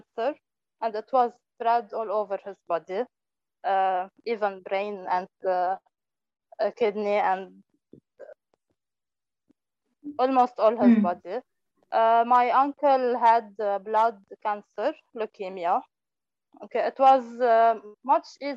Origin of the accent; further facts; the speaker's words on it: Lebanon; from Lebanon